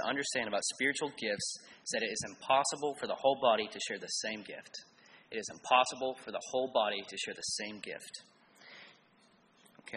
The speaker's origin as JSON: {"language": "English", "town": "Cleveland", "region": "Tennessee", "country": "United States", "tie": "born or raised there", "said": "I was raised in Cleveland, Tennessee"}